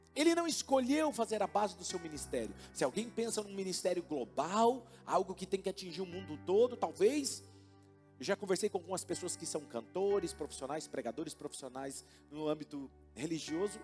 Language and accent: Portuguese; Marília, São Paulo, Brazil; also born or lived in Campo Limpo Paulista, Brazil / Jundiaí, Brazil; Marília é a minha cidade, porque foi onde eu cresci. Cheguei aqui com 11 anos